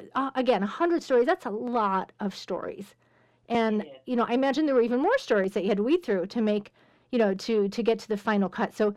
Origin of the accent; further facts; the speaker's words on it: Pittsburgh, Pennsylvania, United States; I'm being from Pittsburgh. That's where I'm from